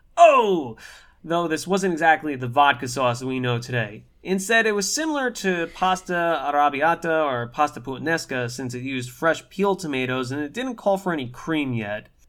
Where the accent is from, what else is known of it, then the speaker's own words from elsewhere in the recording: New York, United States; We're both born and raised in New York